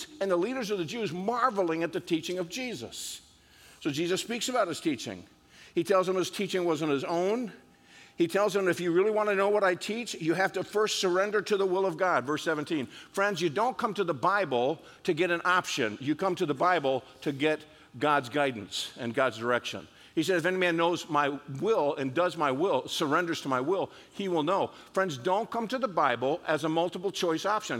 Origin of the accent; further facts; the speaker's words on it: upstate New York, United States; also born or lived in South Norwalk, Connecticut; I was raised in upstate New York